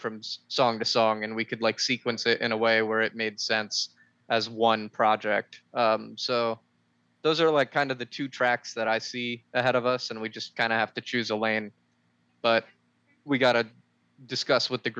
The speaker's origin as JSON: {"language": "English", "town": "Bethlehem", "region": "Pennsylvania", "country": "United States", "tie": "born or raised there", "said": "our hometown, our home county. We played in Bethlehem."}